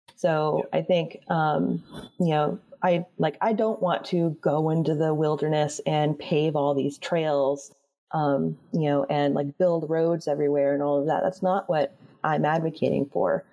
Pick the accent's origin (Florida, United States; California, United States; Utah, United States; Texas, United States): Florida, United States; I grew up in Florida